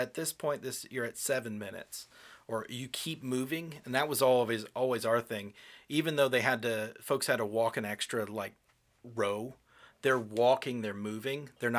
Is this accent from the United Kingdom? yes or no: yes; United Kingdom; and I'm British. I know how to queue.